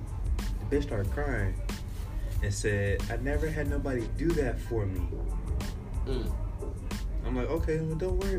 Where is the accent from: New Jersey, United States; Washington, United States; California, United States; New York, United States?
California, United States; Growing up in California